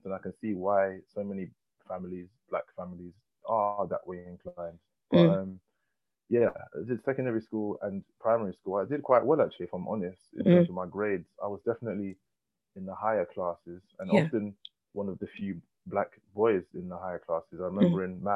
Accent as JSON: {"language": "English", "region": "London", "country": "United Kingdom", "tie": "born or raised there", "also_born_or_lived": "Leytonstone", "said": "I grew up in Hackney, and I went to a Hackney primary school, and then moved further east to Leytonstone"}